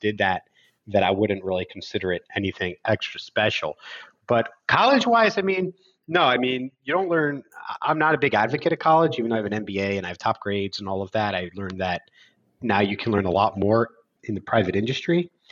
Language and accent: English; Philadelphia, Pennsylvania, United States; I grew up in Philadelphia in the United States